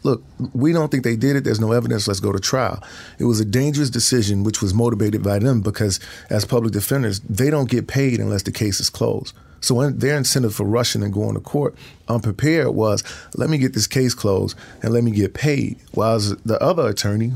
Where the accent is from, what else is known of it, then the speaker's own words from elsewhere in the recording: Chicago, Illinois, United States; I'm from Chicago, and I made my way to Wisconsin